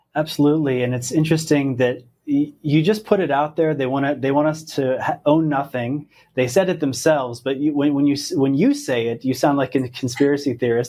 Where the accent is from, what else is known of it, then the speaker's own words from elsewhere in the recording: Pennsylvania, United States; I'm from Pennsylvania.